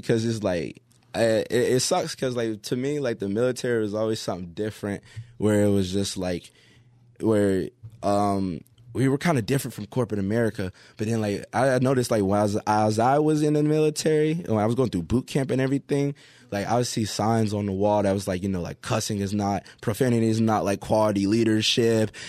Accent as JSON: {"language": "English", "town": "Pompano Beach", "region": "Florida", "country": "United States", "also_born_or_lived": "Hawaii", "moved": "yes", "said": "I'm from, uh, Pompano Beach"}